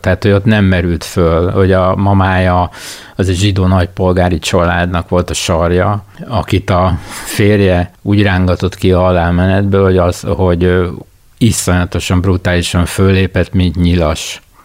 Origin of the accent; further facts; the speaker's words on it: Budapest, Hungary; én az Új Lipót városba jártam általános iskolába, konkrétan Sziget utcába, és a Pannonia utca lakója voltam ebben az időben